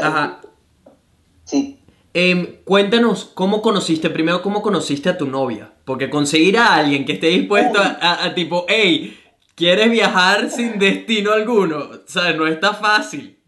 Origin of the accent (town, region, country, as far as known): Venezuela; now in Gold Coast, Australia